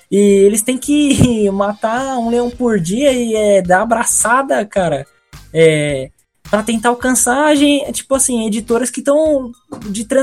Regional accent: São Paulo, Brazil; eu sou paulista, então, não, de certa forma, aqui a gente não tem

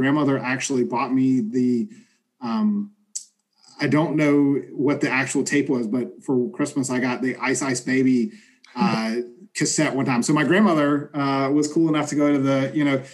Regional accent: Southern, United States; accent: Southern; my Southern accent

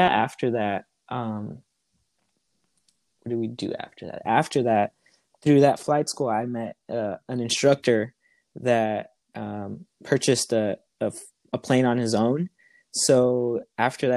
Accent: Los Angeles, California, United States; I am from Southern California, more specific, the LA area

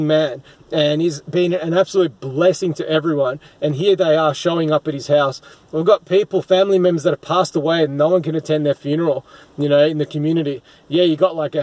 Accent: Melbourne, Victoria, Australia; my hometown in Melbourne, in Victoria, Australia

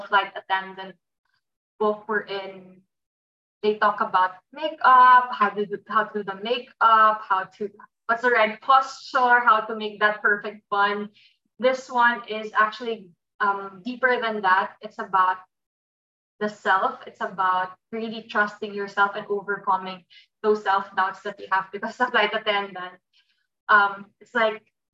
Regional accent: Philippines; I was born and raised in the Philippines with my mom

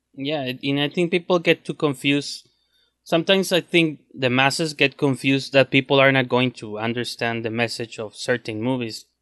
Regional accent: Mexico; English is a second language; I'm from Mexico

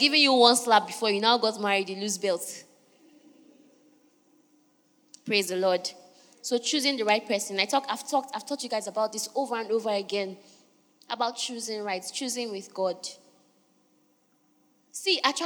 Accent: Niger Delta, Nigeria; I'm from Niger Delta

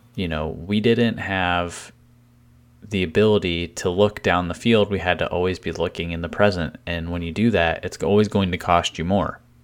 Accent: Cleveland, Ohio, United States; my hometown team

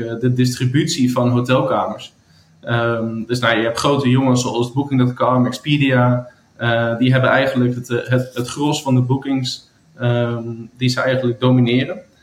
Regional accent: Amsterdam, North Holland, Netherlands; also born or lived in United States; in vele hotels eh, gewerkt in Amsterdam, ehm, waar ik vandaan kom.

